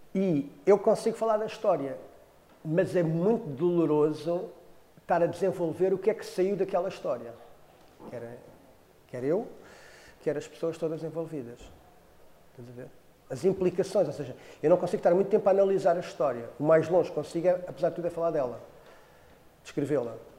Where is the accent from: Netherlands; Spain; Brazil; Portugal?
Portugal; Cacém, Lisbon; eu sou do Cacém